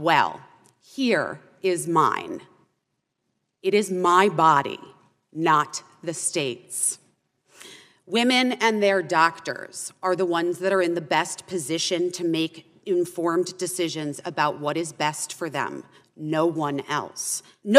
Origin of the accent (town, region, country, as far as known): Arizona, United States; born or raised there